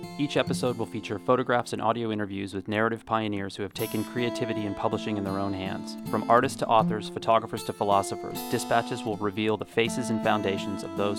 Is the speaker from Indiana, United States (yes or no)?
yes; Indiana, United States; moved away; I'm from Indiana.